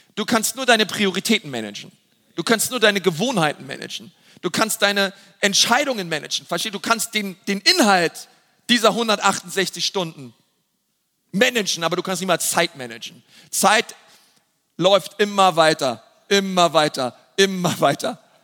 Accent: Germany; wir als Deutsche

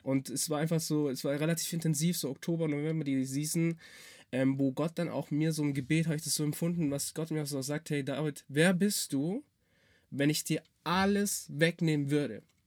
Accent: Swabia, Germany; ich bin halt Schwabe

